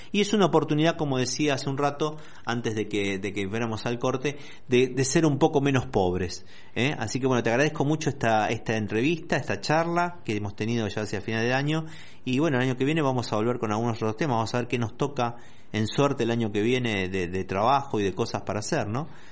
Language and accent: Spanish; Argentina; nuestra riqueza como argentinos